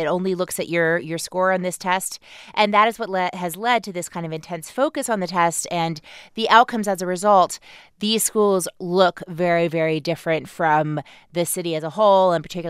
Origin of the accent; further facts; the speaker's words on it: Iowa, United States; also born or lived in Chihuahua, Mexico; where I grew up in Iowa